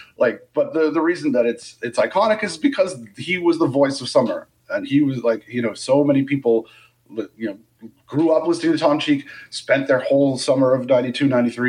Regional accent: Canada; I think a lot of fans are like, it's October and we're from Canada.

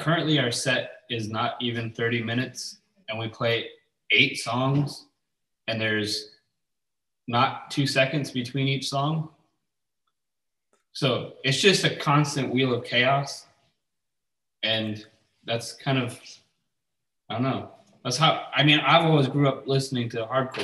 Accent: New York City, New York, United States; now in Florida, United States; I grew up in New York City, like hardcore, New York hardcore stuff

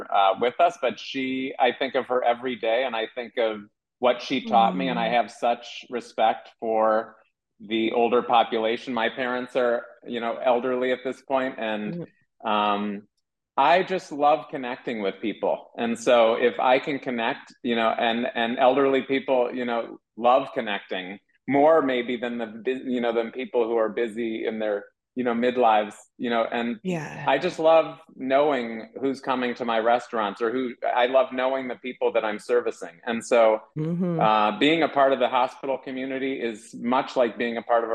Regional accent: Shaker Heights, Ohio, United States; I am a kid from Shaker Heights that grew up you know, eating a certain way

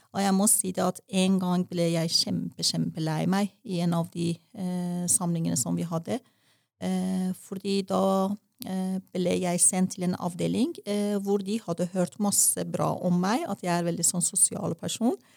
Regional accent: Tehran, Tehran Province, Iran; first language Persian; Norwegian is a second language; moved away as an adult; now in Norway; Og så er jeg født i en vårdag i 1967 i Teheran, hovedstaden i Iran. Eh, som barn opplevde jeg revolusjon, og som ungdom opplevde jeg krig

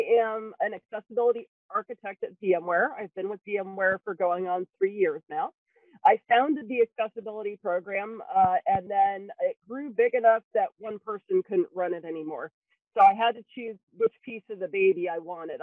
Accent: New Brunswick, Canada; now in Cupertino, United States; I'm originally from the province of New Brunswick in northeastern Canada, the main side of Canada

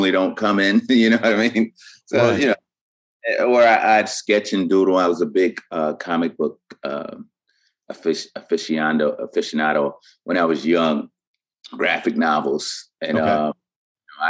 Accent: Buffalo, New York, United States; moved away; also born or lived in Baltimore / Harlem / Yorktown, New York; I was born and raised in Buffalo, New York

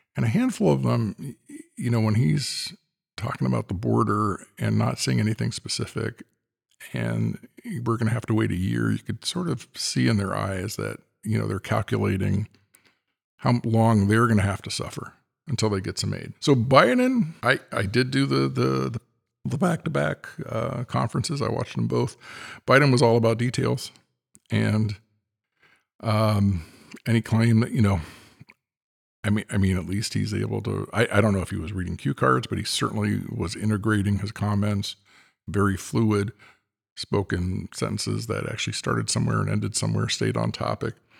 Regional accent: California, United States; as a Californian

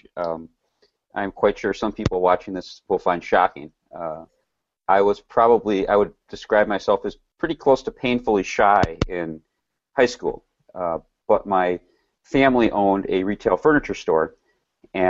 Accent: Milwaukee, Wisconsin, United States; also born or lived in Rochester

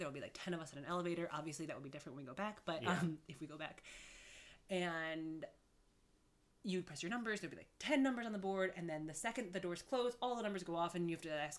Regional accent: Cleveland, Ohio, United States; moved away as an adult; also born or lived in Denver; now in Chicago, United States; I'm from Cleveland, actually. Okay. Actually, I'm from Denver, but I was raised in Cleveland, and my family's from Cleveland, and I moved here 10 years ago.

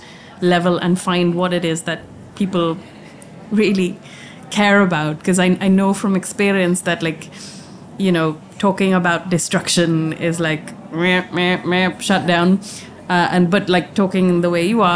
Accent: India; moved away; I grew up in India

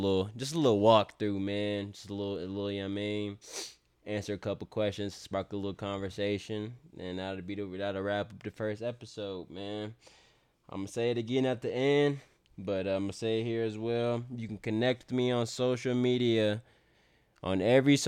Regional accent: California, United States; now in El Paso, United States; I am originally from California

